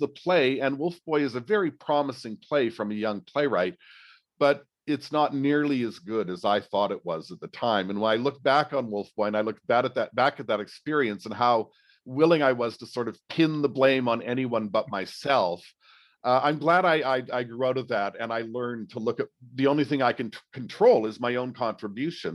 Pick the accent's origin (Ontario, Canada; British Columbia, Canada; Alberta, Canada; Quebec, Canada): Alberta, Canada; Edmonton; I grew up in Edmonton in my teenage years